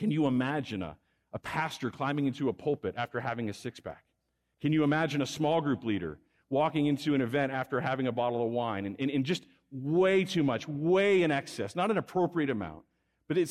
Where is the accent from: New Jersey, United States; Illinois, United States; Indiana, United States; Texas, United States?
Texas, United States; moved away as an adult; now in Fresno, United States; I'm a Texan. I grew up in Texas.